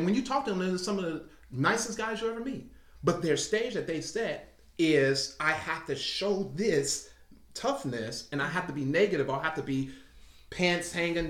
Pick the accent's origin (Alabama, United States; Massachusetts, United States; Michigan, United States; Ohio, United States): Alabama, United States; Huntsville; I'm from Huntsville. I'm from this. I played flag football. I played flag football this last season for the City League of Huntsville over at Stoner Field.